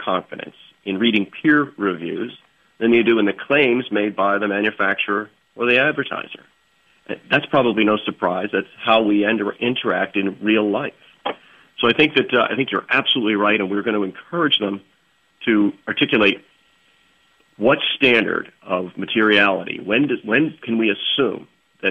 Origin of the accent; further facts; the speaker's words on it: East Coast, United States; growing up on the East Coast